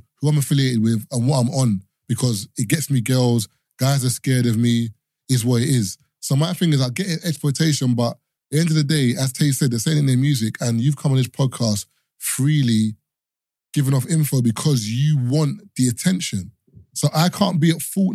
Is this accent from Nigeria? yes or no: yes; Nigeria; as a Nigerian person